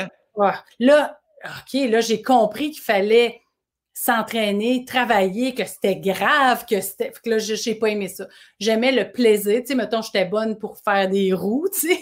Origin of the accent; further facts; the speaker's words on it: Boucherville, Quebec, Canada; toute mon enfance à Boucherville.